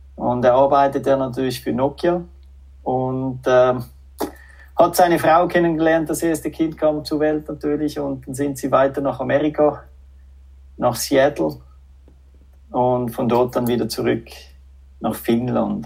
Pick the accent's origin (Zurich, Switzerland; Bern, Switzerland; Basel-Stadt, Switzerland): Zurich, Switzerland; accent: Swiss-French; moved away as an adult; also born or lived in Finland; now in Espoo, Finland; so einen schweiz-französischen Akzent. Ja, ich bin eben Doppelbürger, halb Schweizer, halb Franzose, aber ich bin aufgewachsen in Zürich